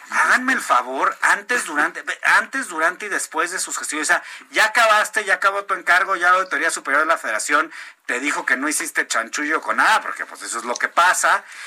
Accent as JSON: {"language": "Spanish", "country": "Mexico", "said": "quiénes somos los mexicanos"}